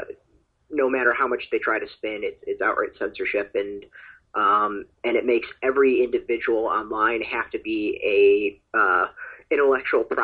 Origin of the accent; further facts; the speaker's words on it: United States; as an American